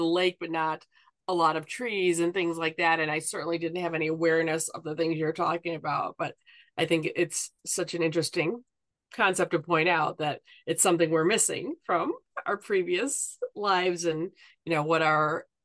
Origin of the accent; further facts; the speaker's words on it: Evanston, Illinois, United States; us growing up in Evanston